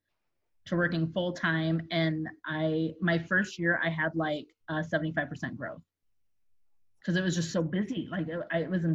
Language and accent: English; South Bend, Indiana, United States; moved away as an adult; now in Indianapolis, United States; I'm originally from South Bend, Indiana, which is where Notre Dame is